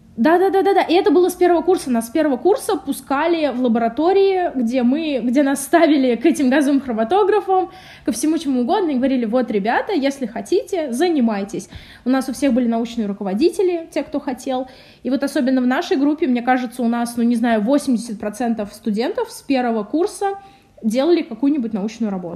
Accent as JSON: {"language": "Russian", "town": "Samara", "region": "Samara Oblast", "country": "Russia", "moved": "as an adult", "said": "я вообще из Самары сама"}